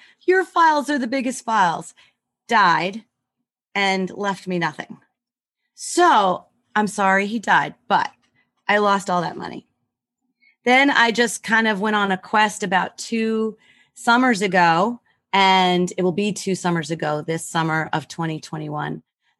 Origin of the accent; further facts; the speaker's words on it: Rochester, United States; born there; And no, I knew I was born in Rochester, and I did all this research.